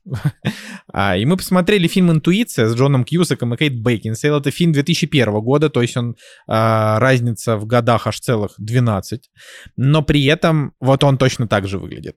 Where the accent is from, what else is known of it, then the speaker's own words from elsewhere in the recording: Saint Petersburg, Russia; moved away; мой родной город